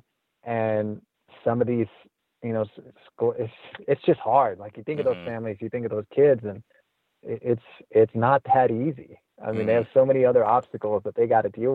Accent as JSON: {"language": "English", "town": "Azusa", "region": "California", "country": "United States", "tie": "born or raised there", "said": "I grew up in Azusa and went to Azusa High School"}